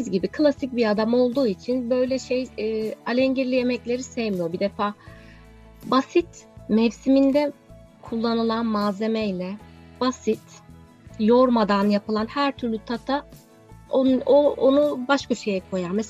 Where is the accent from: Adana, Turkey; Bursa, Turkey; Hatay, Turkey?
Adana, Turkey; Evet, ben de bir Adanalı olarak.